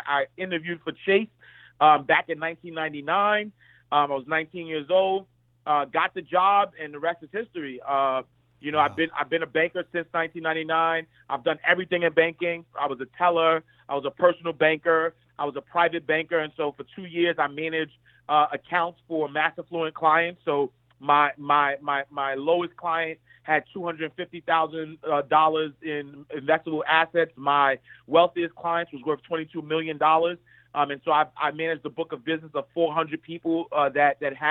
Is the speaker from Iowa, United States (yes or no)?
no; New York City, New York, United States; I'm just a kid from Harlem. I'm a kid from 129th Street and 8th Avenue. I grew up in the St. Nicholas Project